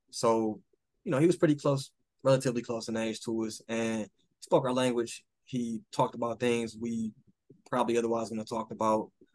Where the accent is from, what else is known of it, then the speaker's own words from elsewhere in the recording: Detroit, Michigan, United States; I'm still from Detroit